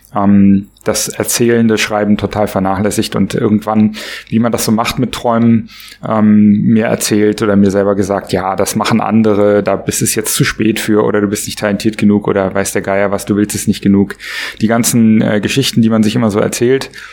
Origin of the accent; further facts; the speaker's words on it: Berlin, Germany; Ich komme aus Berlin, bin 44 Jahre alt